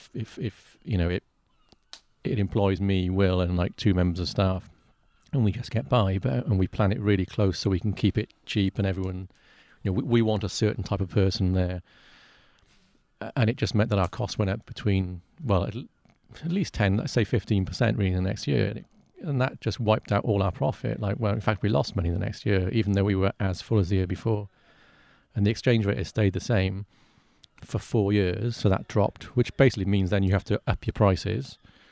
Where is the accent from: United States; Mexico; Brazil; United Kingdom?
United Kingdom; everything that then you're spending, like, as a Brit, is more expensive because of the exchange rate.